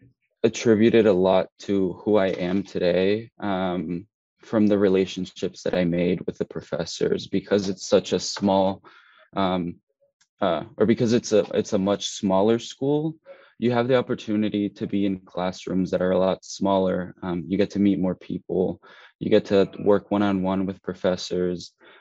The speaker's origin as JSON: {"language": "English", "town": "Hilton Head", "region": "South Carolina", "country": "United States", "tie": "born or raised there", "also_born_or_lived": "Mexico", "said": "I moved to Hilton Head, South Carolina. I was about 6 years old. I came here from Mexico."}